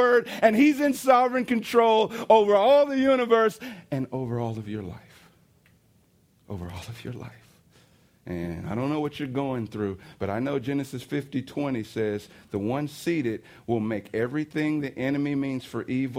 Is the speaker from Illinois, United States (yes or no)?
yes; East St. Louis, Illinois, United States; I was riding down, you know, State Street in East St. Louis. It's my hometown.